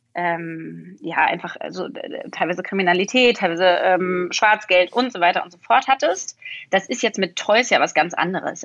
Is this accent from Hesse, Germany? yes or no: no; Berlin, Germany; ich will wieder zurück nach Berlin. Ich bin Berlinerin